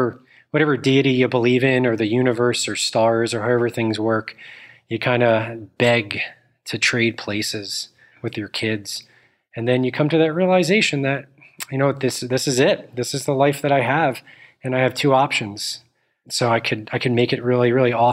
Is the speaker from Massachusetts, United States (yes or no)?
no; Northern New Jersey, United States; I grew up in Northern New Jersey.